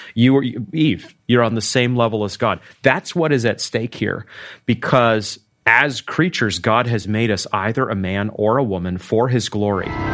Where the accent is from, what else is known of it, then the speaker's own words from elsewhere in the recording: Maine, United States; now in Arkansas, United States; I'm from Maine